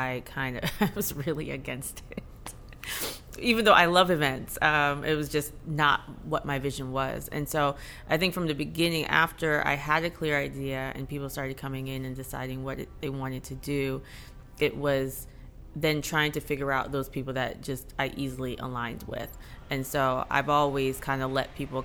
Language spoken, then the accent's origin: English; Jamaica; now in Atlanta, United States; I'm Jamaican